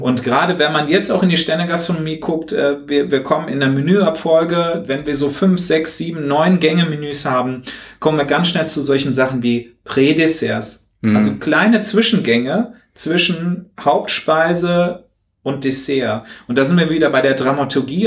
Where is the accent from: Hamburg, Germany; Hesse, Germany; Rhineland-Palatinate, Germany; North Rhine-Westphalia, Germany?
Hesse, Germany; bei uns in Hessen in der Nähe